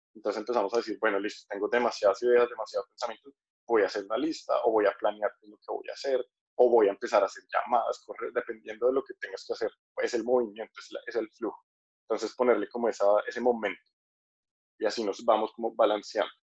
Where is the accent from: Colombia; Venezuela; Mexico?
Colombia; now in Thailand; soy colombiano, pero estoy en Tailandia en este momento